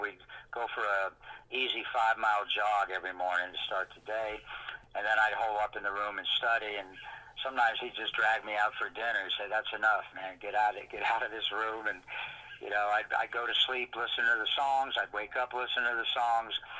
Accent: D.C., Maryland, United States; when I was growing up in Maryland, outside of Washington, D.C.

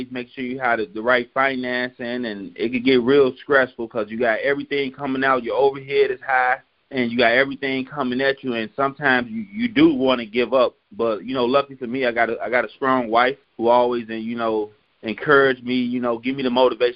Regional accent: Chicago, Illinois, United States; now in Iowa, United States; I'm originally from Chicago

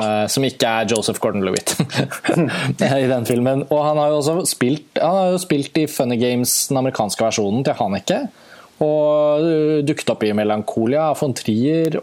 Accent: Norway

